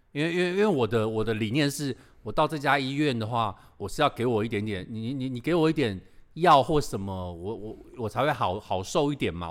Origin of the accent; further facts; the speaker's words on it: Taiwan; 我们台湾人